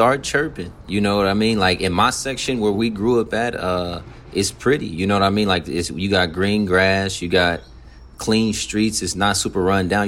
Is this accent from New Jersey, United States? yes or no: no; Compton, California, United States; I'm from West Side over here